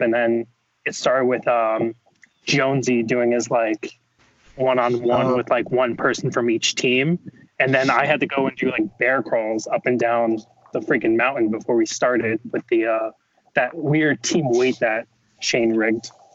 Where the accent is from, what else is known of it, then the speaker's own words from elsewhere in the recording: Warwick, New York, United States; now in New Jersey, United States; originally um, from Warwick, New York, which is right next to the Tuxedo location for Spartan Race, um, but now I'm in New Jersey